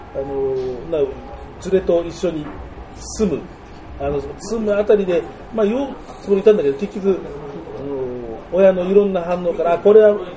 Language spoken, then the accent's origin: Japanese; Tokyo, Japan; also born or lived in Shizuoka; 僕その生まれは東京なんですけど親が2人とも静岡で